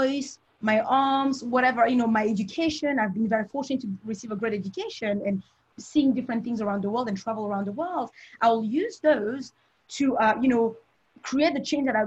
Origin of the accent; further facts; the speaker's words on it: Cameroon; moved away; also born or lived in Europe / United States; So I've mentioned I'm from Cameroon. If you didn't get that right, I'm a very proud Cameroonian